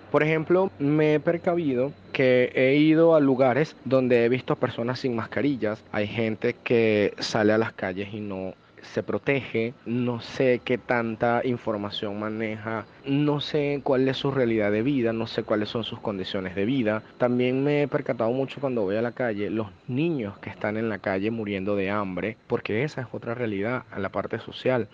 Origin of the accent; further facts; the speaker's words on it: Caracas, Capital District, Venezuela; tengo 30 años y soy de Caracas, Venezuela